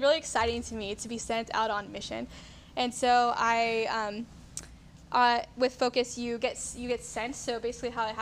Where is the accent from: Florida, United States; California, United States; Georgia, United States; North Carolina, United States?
Georgia, United States; Marietta; I grew up in Georgia